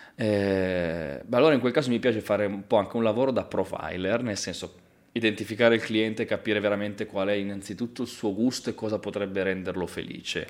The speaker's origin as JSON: {"language": "Italian", "town": "Pioltello", "region": "Lombardy", "country": "Italy", "tie": "born or raised there", "said": "sono nato e cresciuto a Pioltello"}